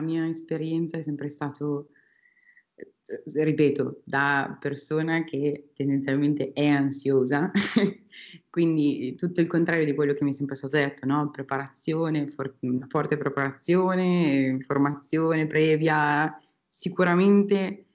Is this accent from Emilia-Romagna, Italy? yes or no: yes; Piacenza, Emilia-Romagna, Italy; moved away as an adult; also born or lived in Australia; now in Spain; Sono originaria di Piacenza, eh, una città dell'Emilia Romagna